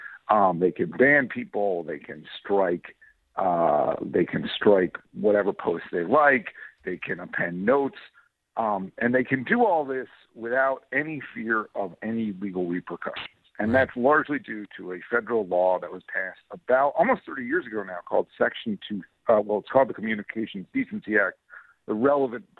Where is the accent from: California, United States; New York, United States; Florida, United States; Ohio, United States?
New York, United States; I'm from New York. I live in New York State